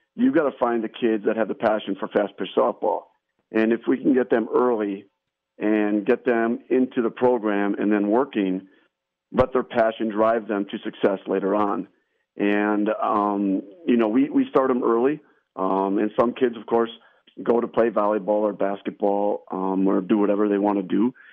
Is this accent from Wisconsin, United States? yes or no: yes; Saint Anne, Wisconsin, United States; now in Kaukauna, United States; I grew up in a little town called Saint Anne, just outside of uh, Chilton